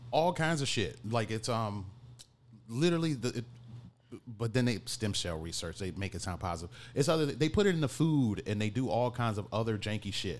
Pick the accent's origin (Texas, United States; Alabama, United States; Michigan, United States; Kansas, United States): Michigan, United States; Detroit; now in Chicago, United States; growing up in Detroit